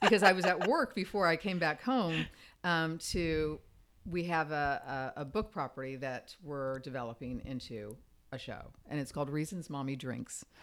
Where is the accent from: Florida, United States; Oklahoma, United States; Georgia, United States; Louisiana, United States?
Florida, United States; Fort Myers; also born or lived in Virginia; now in Los Angeles, United States; I grew up in Fort Myers, Florida, this little tiny town